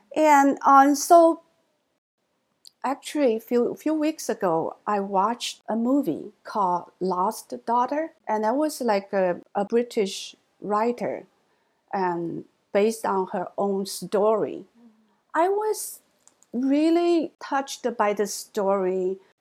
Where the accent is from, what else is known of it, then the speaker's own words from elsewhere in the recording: China; English is a second language; moved away as an adult; also born or lived in Hangzhou, Zhejiang / Michigan / Texas; now in United States; American Chinese, mainland born Chinese